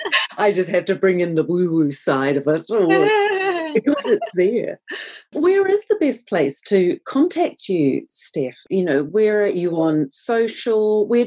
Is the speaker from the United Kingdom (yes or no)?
no; Canada; And actually, one thing I should say, being a Canadian, is when … passed away, the first person I thought of was you